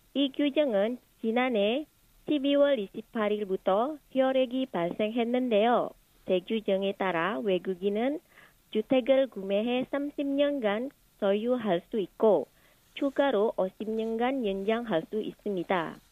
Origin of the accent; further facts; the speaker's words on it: Indonesia; moved away as an adult; now in South Korea; 인도네시아에서 남편을 만나서 결혼하고 한국에 오게 됐습니다.